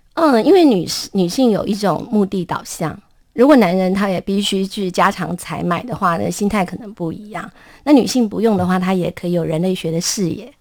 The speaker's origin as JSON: {"language": "Chinese", "country": "Taiwan", "said": "我们台语，因为我是闽南人"}